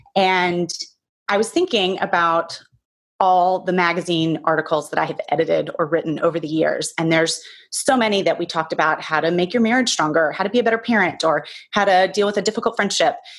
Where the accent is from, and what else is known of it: the South, United States; born or raised there; now in New York, United States